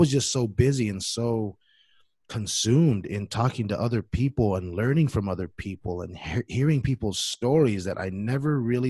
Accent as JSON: {"language": "English", "country": "Samoa", "tie": "born or raised there", "second_language": "English", "moved": "yes", "said": "I was born and raised in Western Samoa. That's the independent country of Samoa, now known as Samoa."}